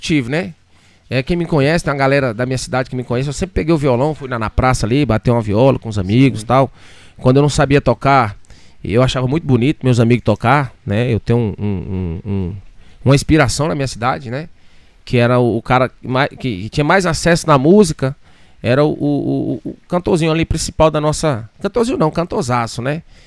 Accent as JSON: {"language": "Portuguese", "town": "Davinópolis", "region": "Maranhão", "country": "Brazil", "tie": "born or raised there", "also_born_or_lived": "Imperatriz, Maranhão / Búzios", "moved": "yes", "lives_now": "Arujá, Brazil", "said": "Eu sou de, eu nasci em Imperatriz e fui criado numa cidade chamada Davinópolis, né? Um interiorzinho ali, próximo de Imperatriz."}